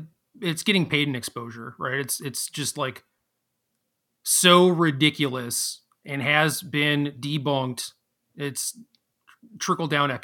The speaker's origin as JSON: {"language": "English", "region": "Minnesota", "country": "United States", "tie": "born there", "said": "And I was born in Minnesota, dude."}